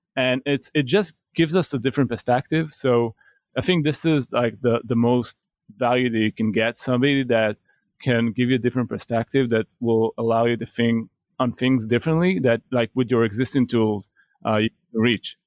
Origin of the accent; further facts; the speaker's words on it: Israel; we're from Israel